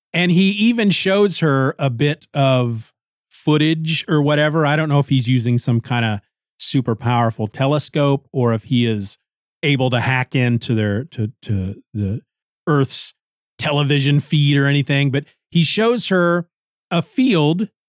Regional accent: Kansas, United States; I grew up in Kansas. I've lived all my life in Kansas

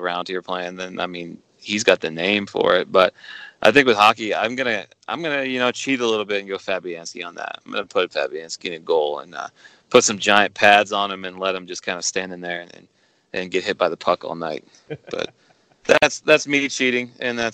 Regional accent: United States; as an American.

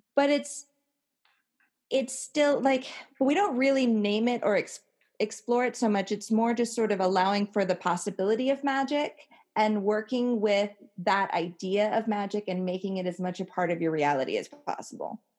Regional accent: Hawaii, United States; born or raised there

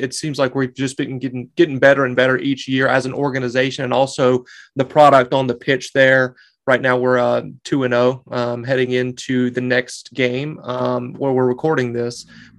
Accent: Western North Carolina, United States; moved away; I'm from Western North Carolina, right on the border of South Carolina. Like literally, I could throw a rock when I'm at my hometown and hit South Carolina.

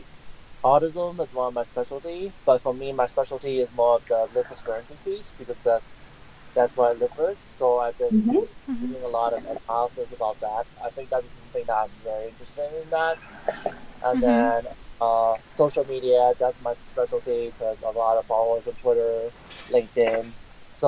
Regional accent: California, United States; my home state is California

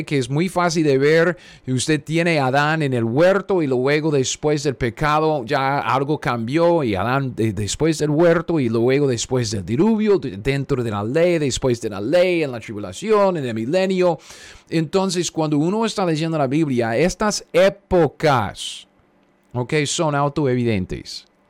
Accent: United States; yo soy un gringo cualquiera

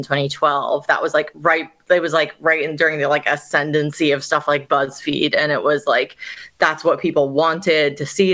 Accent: Northern California, United States; moved away as an adult; also born or lived in New York; now in Australia; where I grew up in Northern California

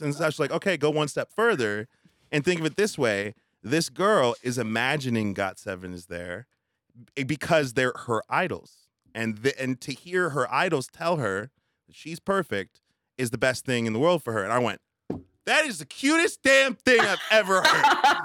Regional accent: United States; I'm American, maybe because my culture is very different

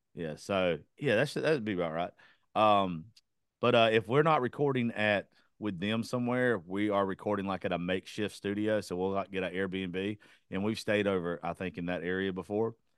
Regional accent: Georgia, United States; that's where I grew up. I'm in, I'm from Georgia.

